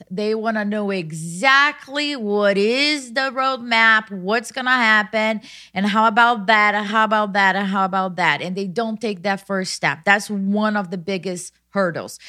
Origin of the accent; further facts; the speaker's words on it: Brazil; moved away as an adult; now in United States; I was born in Brazil, I went to high school in another town at fourteen years old